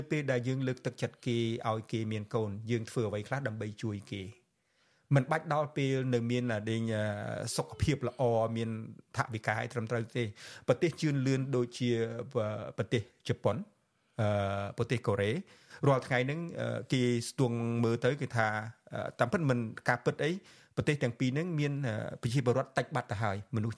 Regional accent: Cambodia

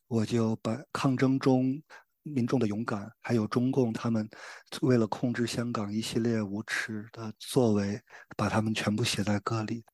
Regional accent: China; 还有我们大陆人

